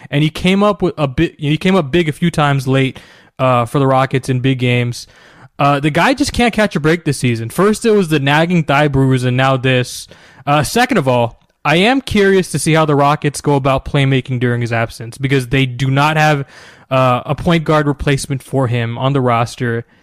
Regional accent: New Jersey, United States; moved away as an adult; now in Houston, United States; I grew up in New Jersey.

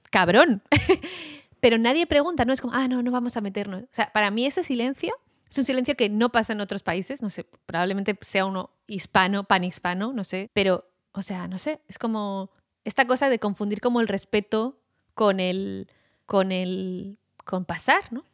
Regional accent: Basque Country, Spain; moved away; also born or lived in United States / France / Argentina; nací en el País Vasco

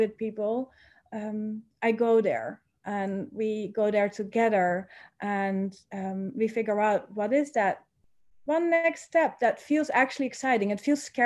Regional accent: Netherlands; moved away as an adult; now in Bali, Indonesia; I am originally from the Netherlands.

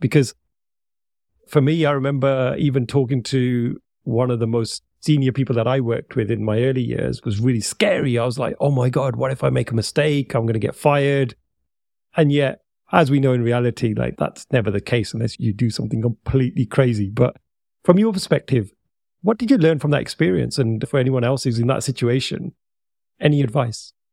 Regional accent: United Kingdom; I'm speaking to another Brit

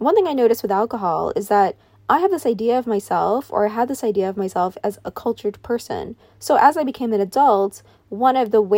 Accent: New York, United States; I grew up in New York

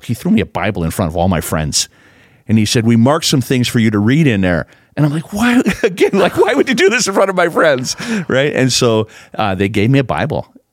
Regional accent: Proctor, Minnesota, United States; also born or lived in Hermantown, Minnesota; now in Grand Forks, United States; I grew up in Proctor, Minnesota.

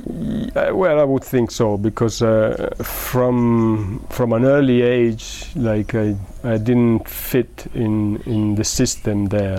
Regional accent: Modena, Emilia-Romagna, Italy; English is a second language; moved away as an adult; also born or lived in England; I'm from well, we said I'm from Italy and uh, from a small town in the north of Italy, Modena

